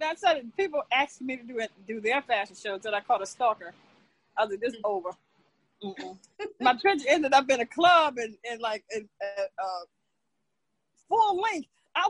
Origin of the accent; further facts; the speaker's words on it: North Carolina, United States; also born or lived in Newark, New Jersey; now in Elizabeth, United States; I was born in Newark, but I was raised by my great-grandmother in North Carolina.